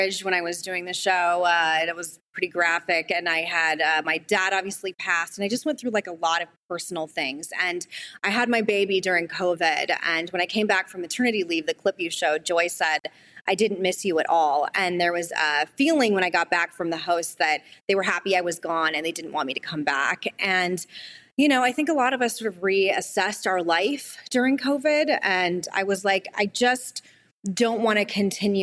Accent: Arizona, United States; My home state of Arizona

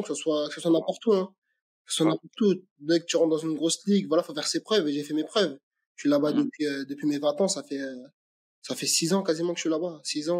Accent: Aubervilliers, Île-de-France, France; je suis né au Aubervilliers, j'ai grandi au Aubervilliers

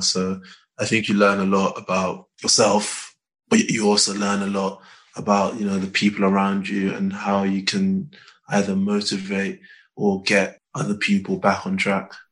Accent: London, United Kingdom; I'm from North London

